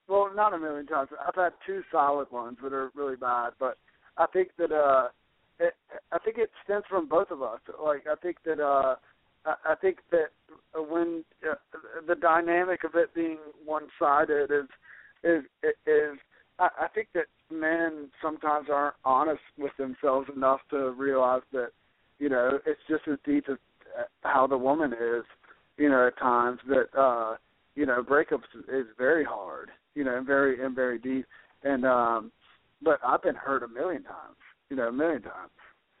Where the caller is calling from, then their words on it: North Carolina, United States; I'm 26. I'm from North Carolina.